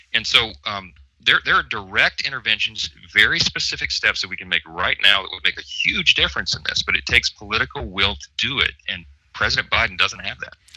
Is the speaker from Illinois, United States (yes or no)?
no; Shreveport, Louisiana, United States; My hometown of Shreveport, where you and I spend a lot of our time